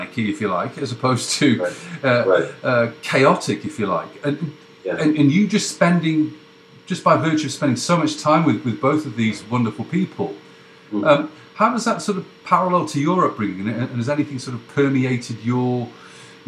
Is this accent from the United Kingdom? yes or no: yes; England, United Kingdom; I'm English